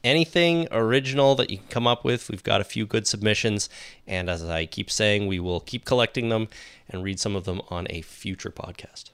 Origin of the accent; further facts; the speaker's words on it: Canada; accent: Canadian; our blatant Canadian accents